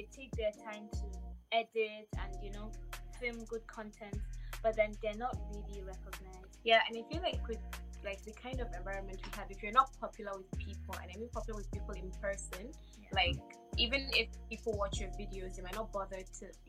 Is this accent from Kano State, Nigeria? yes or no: yes; Kano, Kano State, Nigeria; moved away as an adult; now in Dubai, United Arab Emirates; I'm from Kano